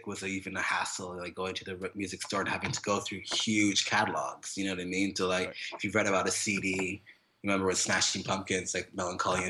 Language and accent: English; Whitehorse, Yukon, Canada; moved away; also born or lived in Jamaica / Toronto / Montreal; I am born in Jamaica, but I grew up in northern Canada beside Alaska, this place called Yukon Territory